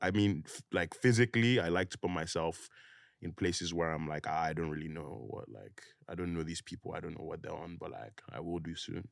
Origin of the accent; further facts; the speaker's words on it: Nigeria; moved away; also born or lived in United Kingdom; I grew up there